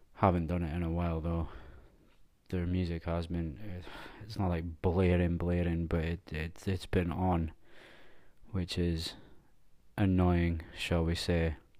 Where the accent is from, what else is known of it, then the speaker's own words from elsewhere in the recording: Scotland, United Kingdom; Being Scottish, we're just not built for the heat because it's so cold